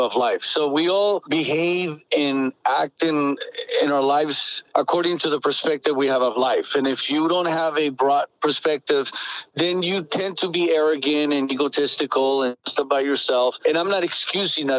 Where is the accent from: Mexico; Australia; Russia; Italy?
Mexico; Tecate, Baja California; also born or lived in Tijuana; I was born in Tijuana, and I spent a little time in Tijuana because then I grew up in an orphanage in Tecate